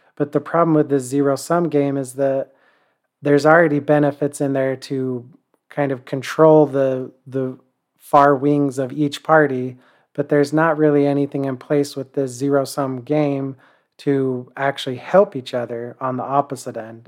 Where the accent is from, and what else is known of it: United States